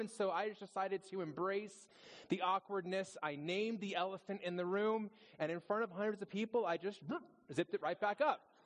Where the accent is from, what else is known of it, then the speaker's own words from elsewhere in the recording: Las Vegas, Nevada, United States; I grew up in Las Vegas, which is the best place in the world